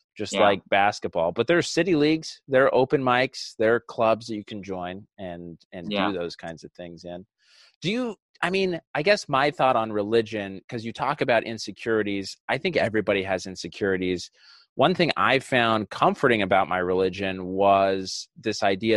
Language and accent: English; Utah, United States; I grew up in Utah, 90% Mormon where I was